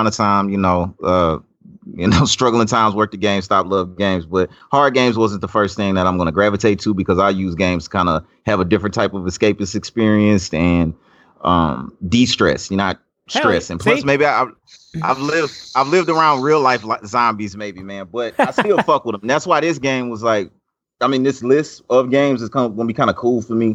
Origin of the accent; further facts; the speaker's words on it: South Louisiana, United States; I'm from South Louisiana